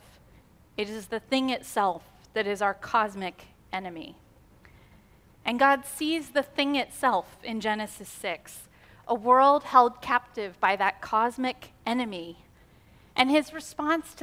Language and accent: English; United States; American Christians, because we live in this individualist society